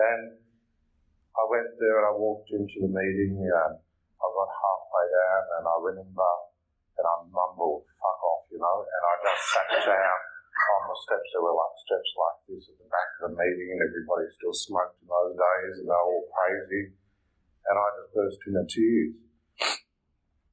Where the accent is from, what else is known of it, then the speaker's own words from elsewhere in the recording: Malaysia; moved away; also born or lived in Liverpool; I'm from Malaysia